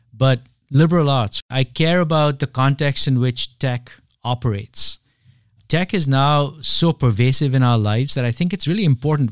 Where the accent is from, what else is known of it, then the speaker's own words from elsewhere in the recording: India; moved away; I grew up in India at a time when, uh, it's not the India of today.